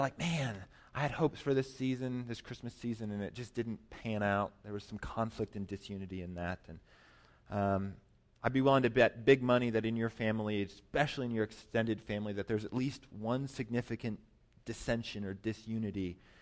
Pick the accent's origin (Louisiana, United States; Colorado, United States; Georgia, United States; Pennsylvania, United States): Colorado, United States; Colorado Springs; moved away as an adult; also born or lived in New York City; I grew up in Colorado, Colorado Springs